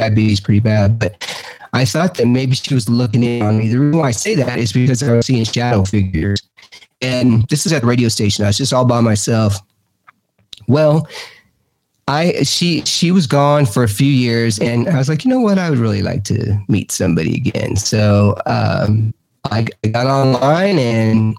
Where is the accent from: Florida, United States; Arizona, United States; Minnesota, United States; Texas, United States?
Texas, United States; moved away as an adult; also born or lived in Arkansas; now in Mineral Bluff, United States; I am originally from Texas, but I moved down here to Georgia to help take care of my mom and dad